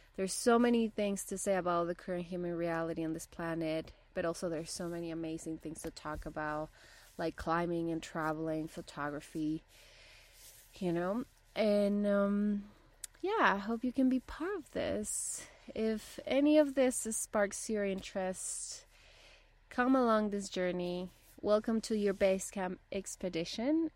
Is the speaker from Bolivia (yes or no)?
yes; Bolivia; first language Spanish; English is a second language; also born or lived in Rocky Mountains, Canada; now in Canada; I'm originally from Bolivia and my first language is Spanish